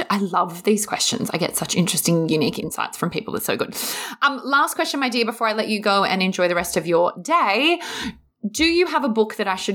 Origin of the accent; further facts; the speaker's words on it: Queensland, Australia; now in Sydney, Australia; I'm a Queenslander mm. originally, so that won't be happening.